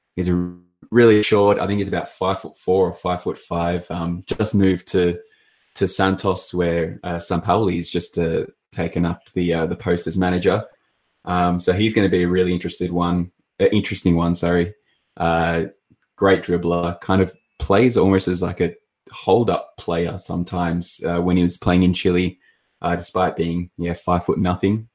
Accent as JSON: {"language": "English", "country": "Australia", "said": "I'm obviously from Australia"}